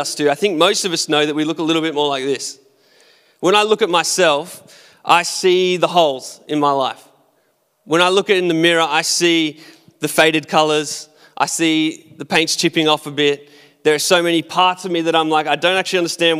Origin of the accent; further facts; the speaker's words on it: Australia; I'm Australian, so I've got to be an Aussie